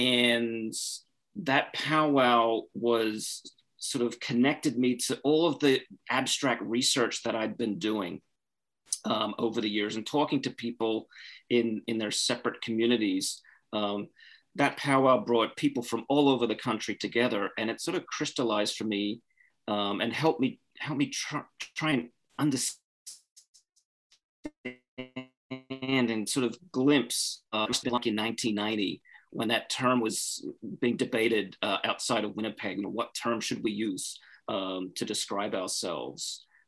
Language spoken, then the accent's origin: English; Australia; I'm originally from Australia. And I grew up in Australia during a really turbulent time in Indigenous Australian history.